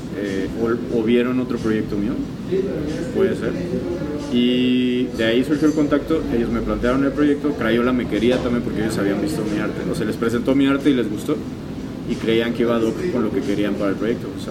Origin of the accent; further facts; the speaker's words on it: Mexico; somos mexicanos, vivimos aquí